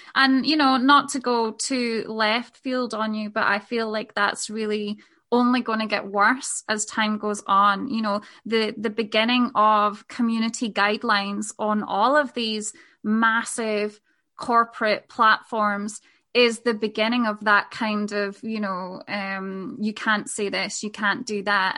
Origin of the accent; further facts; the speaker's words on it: Scotland, United Kingdom; moved away as an adult; also born or lived in Spain; we made the decision to move back to Scotland, which is where I'm from, from Spain.